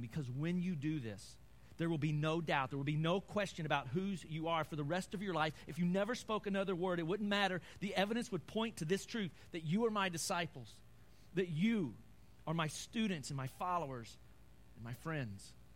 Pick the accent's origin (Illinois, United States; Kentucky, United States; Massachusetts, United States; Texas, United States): Kentucky, United States; I'm from Kentucky